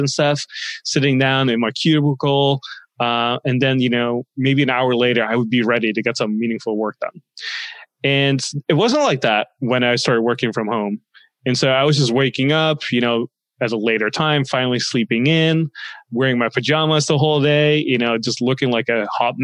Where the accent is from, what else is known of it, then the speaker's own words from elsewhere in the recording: Netherlands; moved away as an adult; also born or lived in Los Angeles, United States; now in United States; I grew up in the Netherlands for most of my life. And I moved to the States